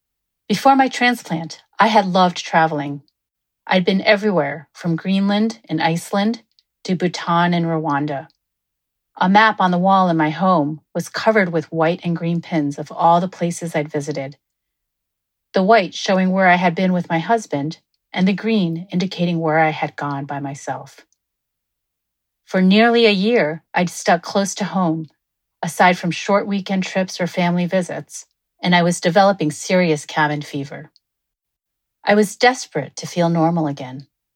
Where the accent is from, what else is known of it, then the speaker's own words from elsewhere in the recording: Tokyo, Japan; now in San Francisco, United States; I had left San Francisco 3 days earlier to ski in the northernmost island of Hokkaido because I grew up in Tokyo and we had also lived there together in the mid-2000s.